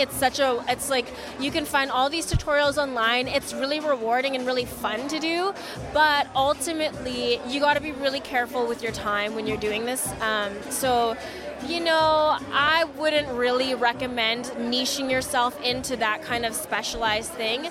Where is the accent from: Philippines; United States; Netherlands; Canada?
Canada; We're from Canada